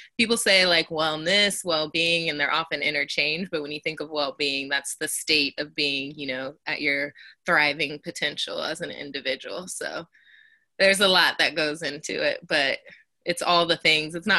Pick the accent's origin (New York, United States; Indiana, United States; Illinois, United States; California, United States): California, United States; Elk Grove; now in San Francisco, United States; I live and work in the Bay in San Francisco, but I am from Elk Grove, California, originally